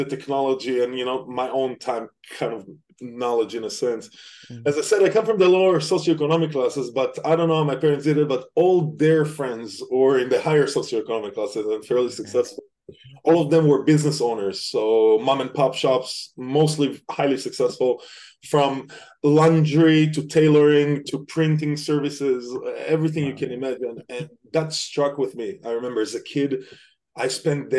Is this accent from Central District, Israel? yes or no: yes; Petah Tikva, Central District, Israel; moved away as an adult; also born or lived in London / Sweden / Denmark / Germany; now in United States; from Israel originally, born in a little town called Petah Tikva. It's a small city right outside of Tel Aviv.